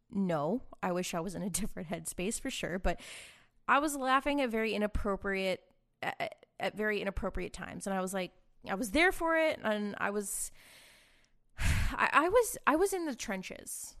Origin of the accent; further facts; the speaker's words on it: Boston, Massachusetts, United States; now in Austin, United States; I'm from Boston